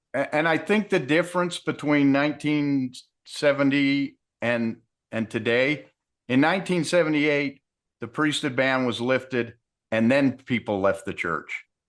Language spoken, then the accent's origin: English; Utah, United States; I grew up in Utah in the 70s.